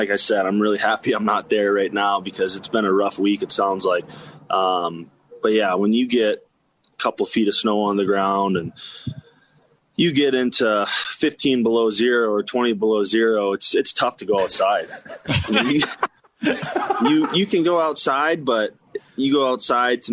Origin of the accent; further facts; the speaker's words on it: Cincinnati, Ohio, United States; also born or lived in North Dakota; now in Fargo, United States; I grew up in Cincinnati, Ohio, throughout like high school and a little bit younger